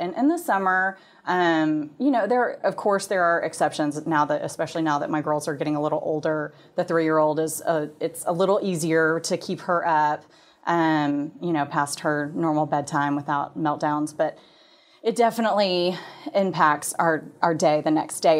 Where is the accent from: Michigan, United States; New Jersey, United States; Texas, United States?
Texas, United States; Plano; I am from the Dallas area. I grew up in Plano